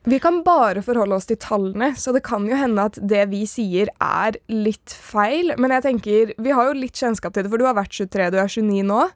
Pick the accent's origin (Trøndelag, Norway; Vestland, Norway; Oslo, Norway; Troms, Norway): Oslo, Norway; Jeg er fra Nordstrand.